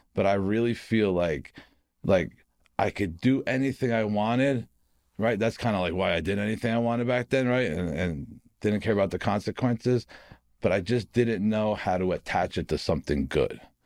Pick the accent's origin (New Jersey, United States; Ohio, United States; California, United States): New Jersey, United States; Harrison; also born or lived in Newark, New Jersey; I was born in Newark, from Harrison, New Jersey